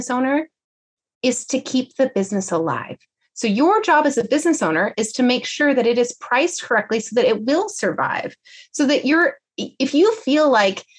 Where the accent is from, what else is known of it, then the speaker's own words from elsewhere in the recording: California, United States; I'm from California.